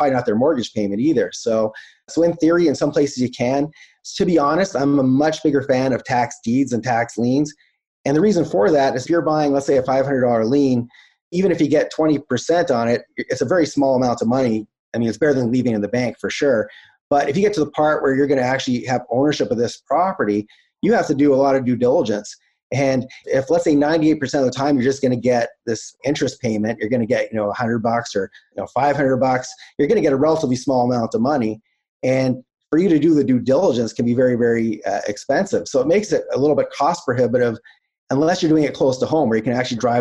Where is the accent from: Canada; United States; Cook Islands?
Canada; I'm Canadian